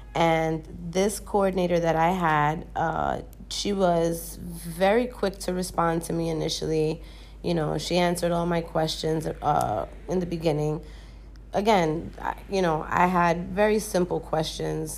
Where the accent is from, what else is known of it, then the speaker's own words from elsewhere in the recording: United States; moved away as an adult; now in Dominican Republic; I am a person from the United States